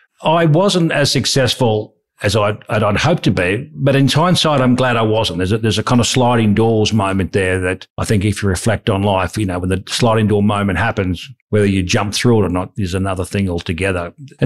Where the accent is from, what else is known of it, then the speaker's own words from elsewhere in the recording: Bundaberg, Queensland, Australia; I grew up in Bundaberg in central Queensland, or the Wide Bay region.